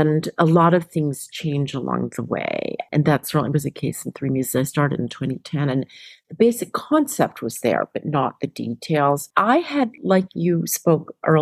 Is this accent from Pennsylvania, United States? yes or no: yes; Philadelphia, Pennsylvania, United States; I grew up in Philly